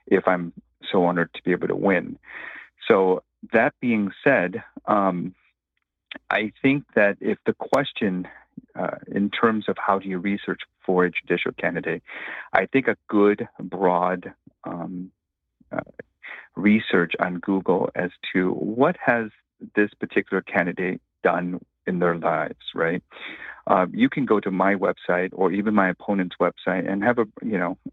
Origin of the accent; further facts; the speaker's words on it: Los Angeles, California, United States; I grew up in Echo Park during the 1980s